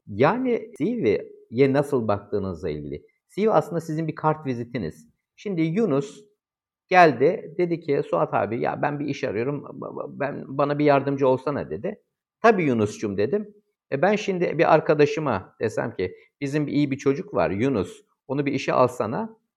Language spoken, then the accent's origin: Turkish; İzmir, Turkey; ben İzmirliyim.